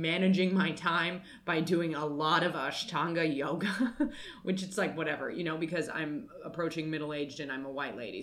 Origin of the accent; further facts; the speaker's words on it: United States; I am American